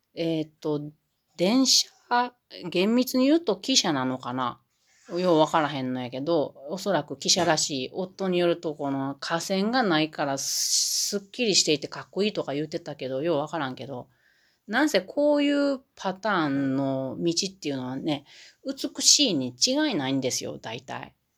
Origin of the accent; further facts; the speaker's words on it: Matsusaka, Mie, Japan; now in Gifu Prefecture, Japan; 私、三重県の松阪出身なので、松阪牛のところで育ってますけれど